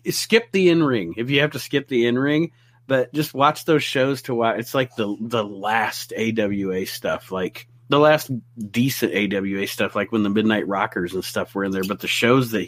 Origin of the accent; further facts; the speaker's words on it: Ohio, United States; we grew up in Ohio